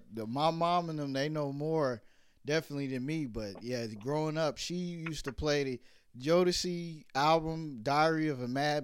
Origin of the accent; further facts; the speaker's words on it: Virginia, United States; also born or lived in Brooklyn, New York; Yeah, so I was born in Brooklyn, but my mom moved us to Virginia when I was like five and all over, so.